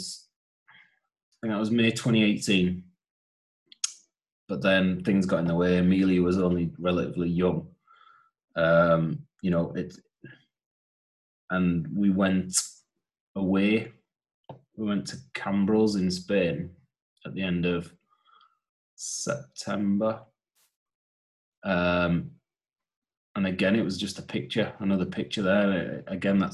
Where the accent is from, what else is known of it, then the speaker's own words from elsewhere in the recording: Huddersfield, Yorkshire and the Humber, United Kingdom; moved away as an adult; now in Newcastle upon Tyne, United Kingdom; I am originally from Huddersfield, which is on the borders of West Yorkshire and Lancashire. I lived in Newcastle since 99, so just over half my life I've spent in Newcastle upon Tyne.